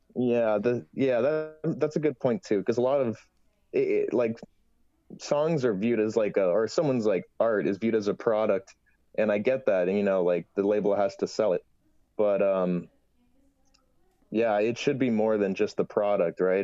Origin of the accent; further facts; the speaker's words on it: Toronto, Ontario, Canada; I'm from Toronto